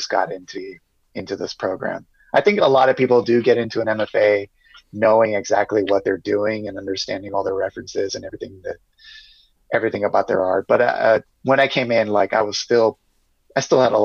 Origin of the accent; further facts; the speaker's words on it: San Diego, California, United States; also born or lived in New York; San Diego's basically my hometown. I've lived here my whole life.